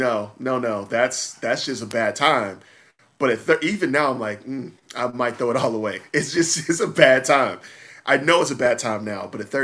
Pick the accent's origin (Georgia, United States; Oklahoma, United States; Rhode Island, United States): Georgia, United States; Atlanta; especially coming up around Atlanta